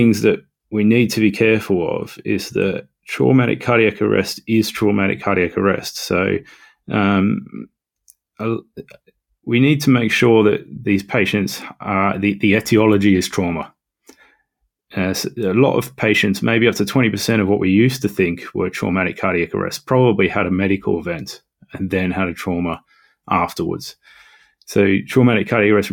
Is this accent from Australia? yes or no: yes; Australia; moved away as an adult; also born or lived in London; now in North East England, United Kingdom; I am from Australia